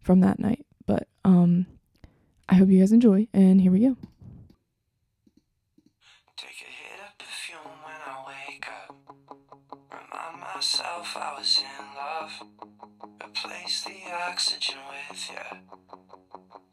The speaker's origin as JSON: {"language": "English", "area": "Delaware County", "region": "Pennsylvania", "country": "United States", "tie": "born or raised there", "said": "they're from Delaware County. And that's where I'm from"}